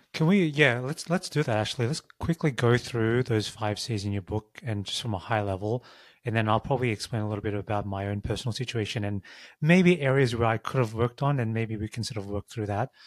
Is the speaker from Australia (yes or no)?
yes; Australia; moved away as an adult; also born or lived in San Francisco; I grew up in Australia.